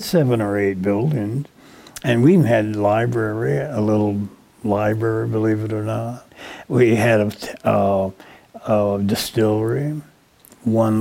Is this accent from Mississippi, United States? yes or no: no; Peoria, Illinois, United States; I grew up in El Vista